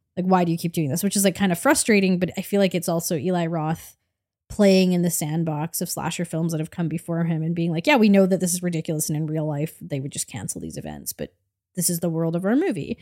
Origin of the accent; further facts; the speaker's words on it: Canada; as a Canadian